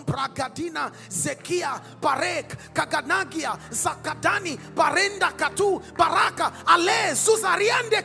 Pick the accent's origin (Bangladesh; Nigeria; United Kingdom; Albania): Nigeria; moved away; in my home country, there's a tribe called the Yoruba